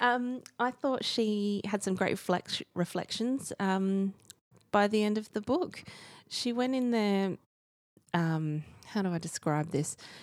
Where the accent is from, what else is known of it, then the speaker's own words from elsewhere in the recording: Australia; as an Aussie